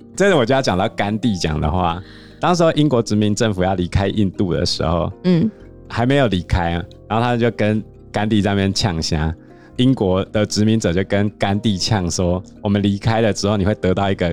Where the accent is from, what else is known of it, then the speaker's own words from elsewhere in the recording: Taiwan; 我们台湾破三万的那一年